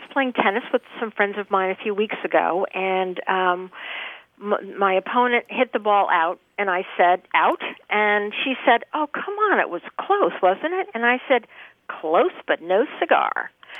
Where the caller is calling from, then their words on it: Vero Beach, Florida, United States; I'm calling from Vero Beach, Florida.